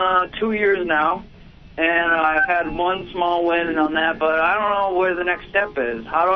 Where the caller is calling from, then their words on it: Bemus Point, New York, United States; I'm from Bemis Point, New York, Chautauqua Lake in Pacific.